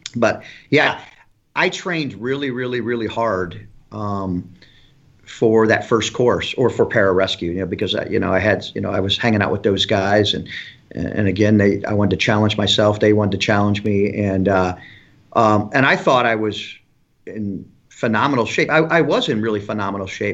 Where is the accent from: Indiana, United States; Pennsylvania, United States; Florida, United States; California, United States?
Indiana, United States; Elkhart; moved away as an adult; I grew up in Elkhart, Indiana, close to South Bend, Indiana